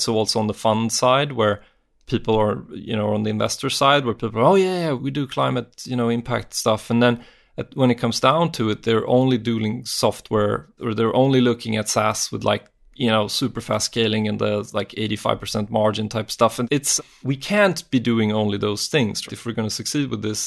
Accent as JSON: {"language": "English", "country": "Sweden", "said": "I'm from Sweden"}